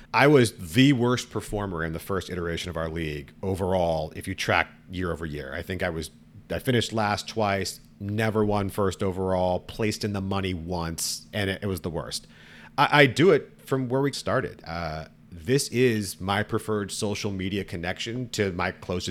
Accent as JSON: {"language": "English", "area": "the Bay Area", "region": "California", "country": "United States", "tie": "born or raised there", "said": "I grew up in the Bay"}